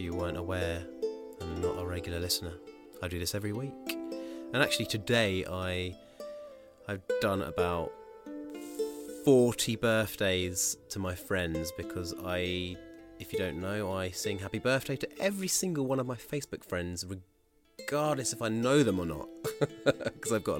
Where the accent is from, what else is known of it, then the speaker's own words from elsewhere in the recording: Bracknell, South East England, United Kingdom; moved away; I'm from Bracknell.